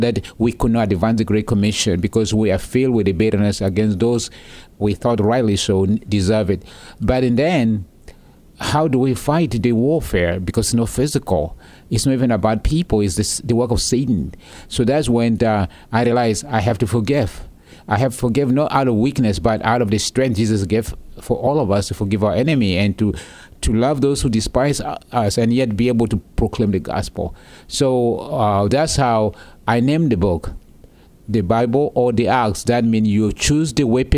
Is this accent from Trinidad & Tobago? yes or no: no; South Sudan; now in United States; as a young boy growing up in the South Sudanese wilderness